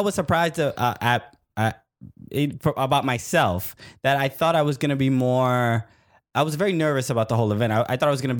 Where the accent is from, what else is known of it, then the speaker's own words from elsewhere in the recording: New York City, New York, United States; So I grew up in Brooklyn. I went to high school near there.